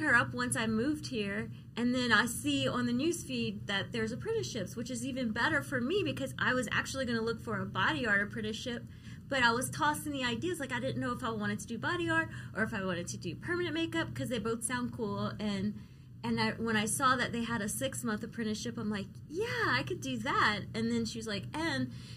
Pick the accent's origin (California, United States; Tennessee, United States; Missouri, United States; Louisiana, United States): Louisiana, United States; an hour south of New Orleans; moved away as an adult; now in Las Vegas, United States; Down the bayou. I'm from Louisiana